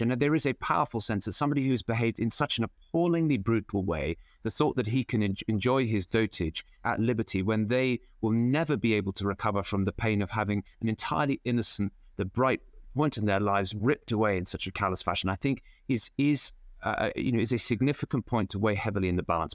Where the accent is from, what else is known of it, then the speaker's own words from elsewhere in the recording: Cheltenham, South West England, United Kingdom; my hometown